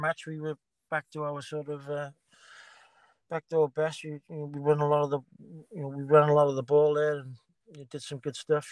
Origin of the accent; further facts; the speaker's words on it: Cardiff, Wales, United Kingdom; I'm born and bred in Cardiff